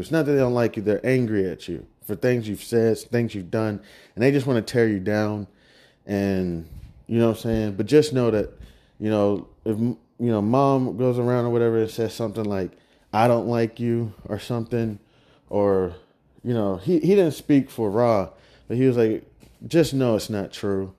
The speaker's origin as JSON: {"language": "English", "region": "Kansas", "country": "United States", "said": "It's where I'm from. I'm not even just from anywhere out here in America. I'm from the heart of the United States. I'm from Kansas"}